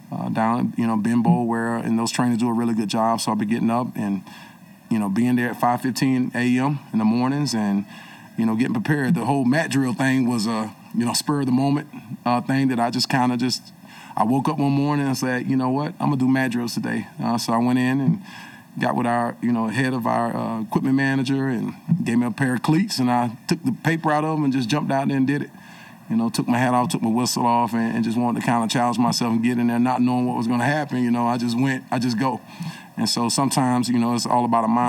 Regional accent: the South, United States; I grew up in the South

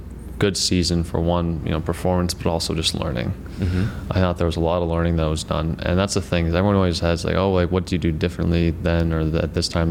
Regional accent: Darien, Connecticut, United States; moved away as an adult; So I went back to Connecticut. I'm from Darien, Connecticut

